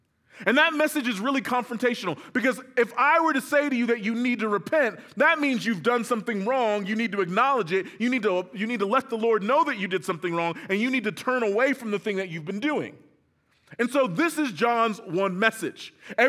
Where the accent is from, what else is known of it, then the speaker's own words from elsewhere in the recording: California, United States; So I'm from the South Bay, which is near L.A. proper